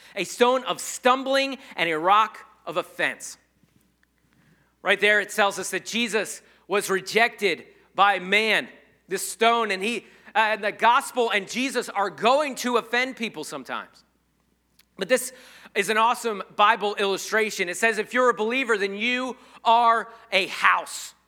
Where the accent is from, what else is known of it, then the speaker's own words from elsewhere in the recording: United States; I'm not an American Christian. I'm a Christian American.